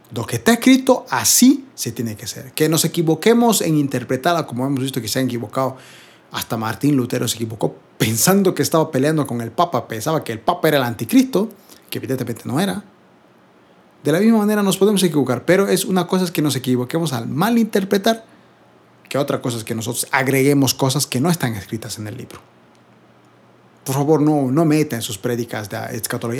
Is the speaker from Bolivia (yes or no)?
yes; Bolivia; yo soy de Bolivia